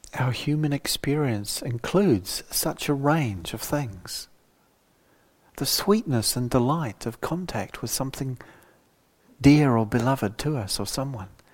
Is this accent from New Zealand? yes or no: yes; New Zealand; moved away; my younger life growing up in New Zealand